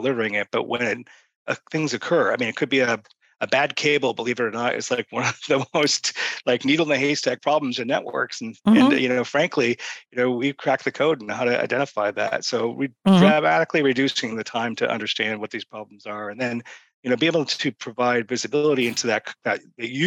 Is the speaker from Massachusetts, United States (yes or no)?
yes; Boston, Massachusetts, United States; I'm from Boston